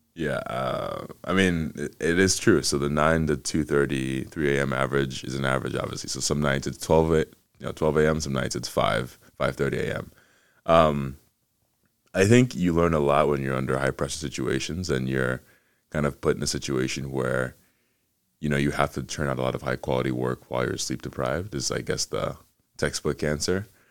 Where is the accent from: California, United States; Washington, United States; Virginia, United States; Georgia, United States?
Georgia, United States; Atlanta; also born or lived in Ghana; Spent most of my time in the U S growing up in Atlanta, just outside of Atlanta in the suburbs